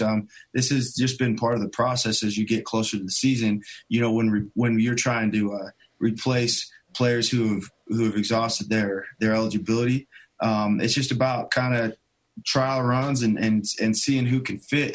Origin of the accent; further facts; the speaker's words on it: Pleasant Grove, Utah, United States; I grew up primarily in Pleasant Grove, Utah